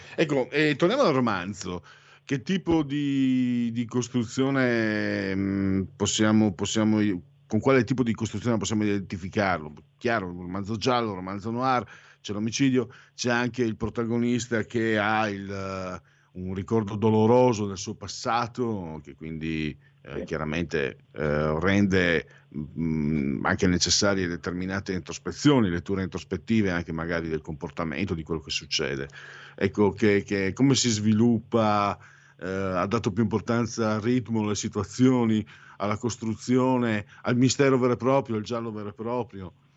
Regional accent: Friuli-Venezia Giulia, Italy; moved away as an adult; now in Milan, Italy; Sono un immigrato, vengo dal Friuli, Friul Veneto

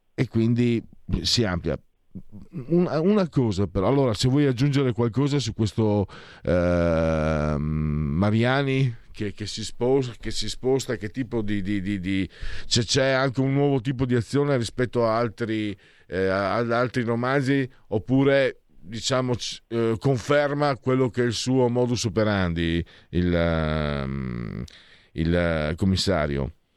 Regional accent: Friuli-Venezia Giulia, Italy; dalle mie parti

